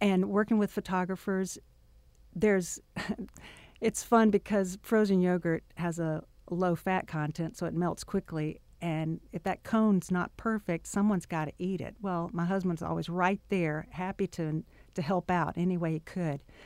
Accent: Arkansas, United States; moved away; also born or lived in Louisiana; Born in Arkansas

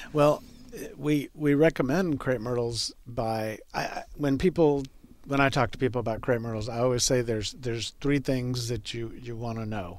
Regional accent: Texas, United States; I grew up gardening in Texas

